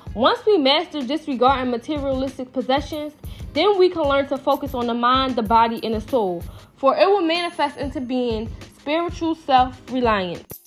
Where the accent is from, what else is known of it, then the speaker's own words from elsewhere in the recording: Philadelphia, Pennsylvania, United States; I'm from North Philadelphia